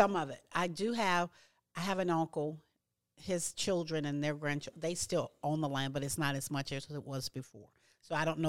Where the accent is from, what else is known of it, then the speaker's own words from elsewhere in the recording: Louisiana, United States; I'm from Louisiana, and my grandfather and all his brothers had hundreds and hundreds of acres of land